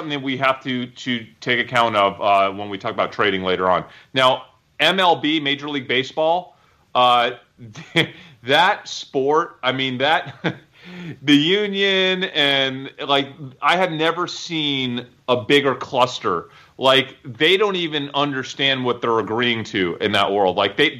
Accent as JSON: {"language": "English", "region": "New York", "country": "United States", "tie": "born or raised there", "said": "I didn't miss a single Yankee game growing up in New York."}